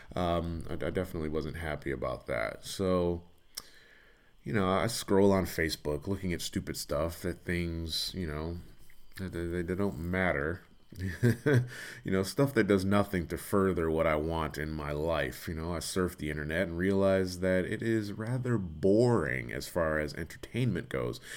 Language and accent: English; Detroit, Michigan, United States; also born or lived in Los Angeles; I'm from Detroit